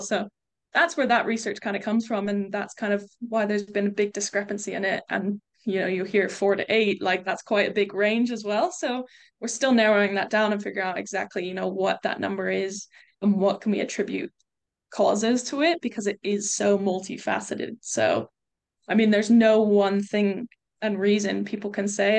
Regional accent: United States; moved away as an adult; also born or lived in England; now in United Kingdom; I grew up in the States

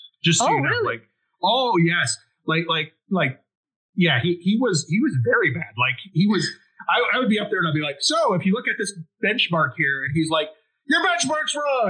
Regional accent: United States; first language English; I was born in the U.S. and have spoken English for all my life.

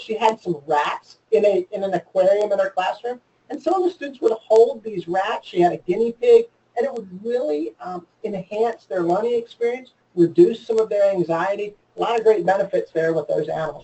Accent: Maryland, United States; I grew up in Maryland

